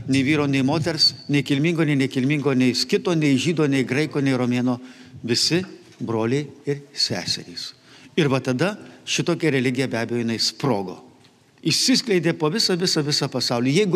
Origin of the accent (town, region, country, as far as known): Lithuania